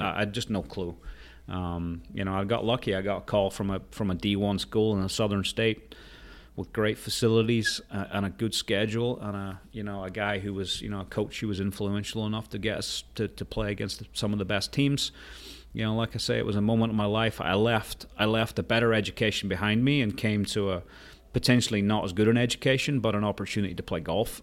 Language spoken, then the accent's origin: English; Portrush, Northern Ireland, United Kingdom; I grew up in Rath Moor, which was my, where was my dad was playing